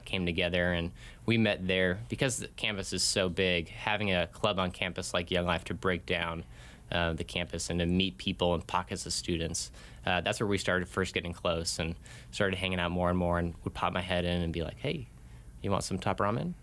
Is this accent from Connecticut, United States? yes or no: yes; Connecticut, United States; moved away as an adult; also born or lived in Arizona; Grew up in Connecticut, over on the East Coast